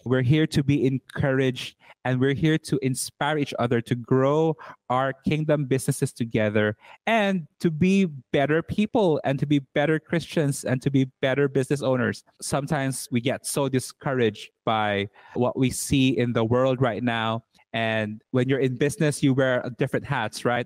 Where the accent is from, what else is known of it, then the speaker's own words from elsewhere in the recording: Cebu City, Central Visayas, Philippines; now in Berlin, Germany; I am Filipino. I was born and raised in Cebu City, Philippines. And currently, I am living in Berlin, Germany